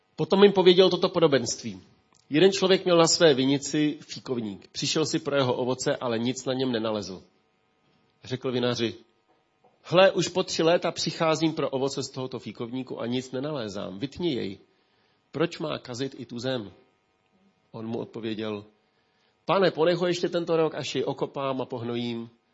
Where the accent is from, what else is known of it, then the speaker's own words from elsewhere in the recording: Ústí, Czechia; Já si pamatuju jako kluk, když eh, tady v Ústí